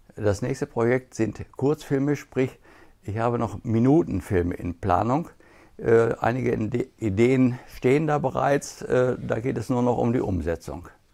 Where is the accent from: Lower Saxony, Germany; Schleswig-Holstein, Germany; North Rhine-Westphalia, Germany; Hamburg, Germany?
North Rhine-Westphalia, Germany; Gütersloh; bei uns in Gütersloh